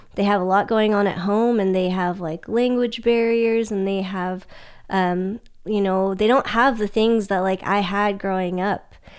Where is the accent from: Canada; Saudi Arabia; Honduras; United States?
United States; Sacramento, California; moved away; I'm originally from Sacramento